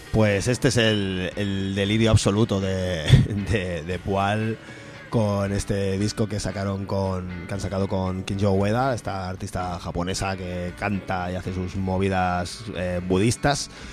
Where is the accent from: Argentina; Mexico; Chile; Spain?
Spain; Aragon; como persona de, realmente aragonesa